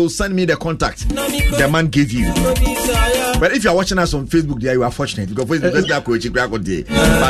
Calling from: East Legon, Greater Accra, Ghana; I'm watching live from East Legon, Erata Hotel.

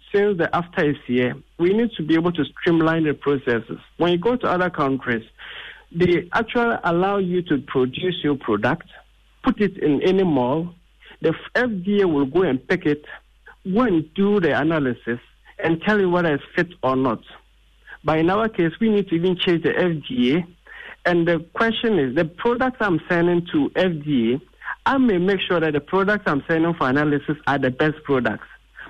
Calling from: Accra, Greater Accra, Ghana; a public speaking coach, and I'm calling from Accra.

